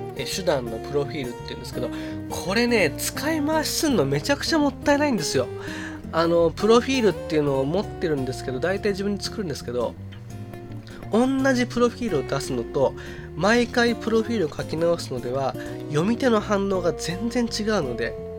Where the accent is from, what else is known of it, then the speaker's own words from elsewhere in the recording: Chiba, Japan; 自分の地元 である千葉県